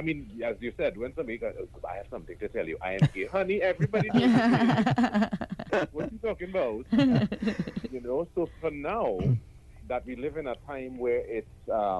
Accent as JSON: {"language": "English", "town": "Paramin", "country": "Trinidad & Tobago", "tie": "born or raised there", "said": "I grew up in Paramount"}